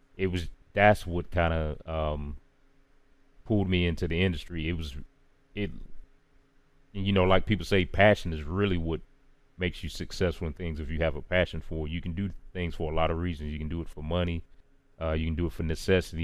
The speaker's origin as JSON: {"language": "English", "town": "Charlotte", "region": "North Carolina", "country": "United States", "tie": "born or raised there", "said": "out of Charlotte, North Carolina, born and raised."}